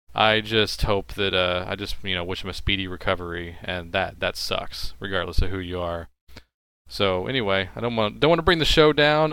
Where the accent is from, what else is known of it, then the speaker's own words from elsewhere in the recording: Texas, United States; I'm from Texas